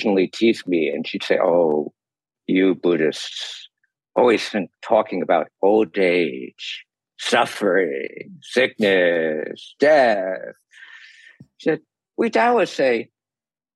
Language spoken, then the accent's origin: English; New York, United States; now in California, United States; I grew up in New York.